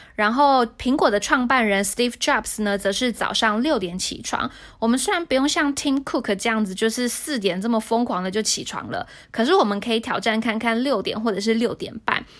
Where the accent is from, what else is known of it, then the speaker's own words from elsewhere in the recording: Hsinchu, Taiwan; moved away as an adult; now in Taipei, Taiwan; 因为我是新竹人